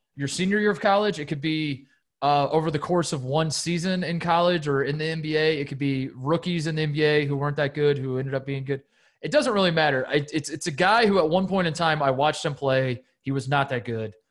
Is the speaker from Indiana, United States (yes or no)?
yes; Indiana, United States; growing up in Indiana